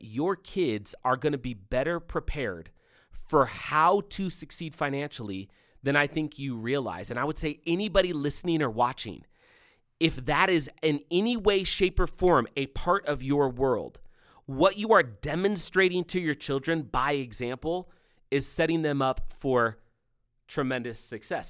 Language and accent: English; California, United States; when I was growing up, growing up in California